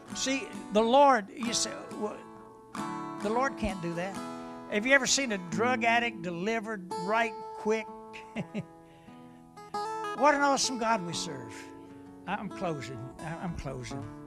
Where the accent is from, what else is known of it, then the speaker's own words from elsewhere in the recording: West Virginia, United States; I'm from West Virginia